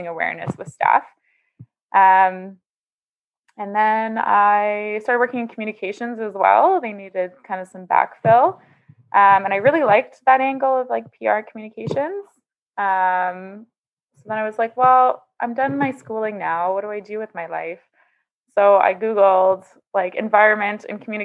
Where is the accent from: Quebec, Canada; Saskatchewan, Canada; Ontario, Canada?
Saskatchewan, Canada; now in Winnipeg, Canada; I grew up in Saskatchewan, like you. So that's where my roots are from